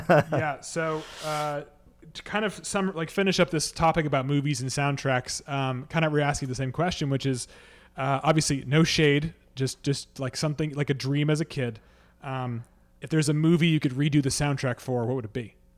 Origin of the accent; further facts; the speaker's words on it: Boston, Massachusetts, United States; I'm from Boston